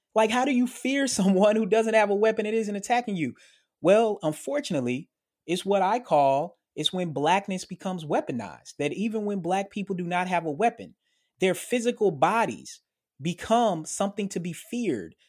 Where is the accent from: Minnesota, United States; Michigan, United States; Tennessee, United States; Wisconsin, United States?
Tennessee, United States; Murfreesboro; moved away; my hometown in Murfreesboro, Tennessee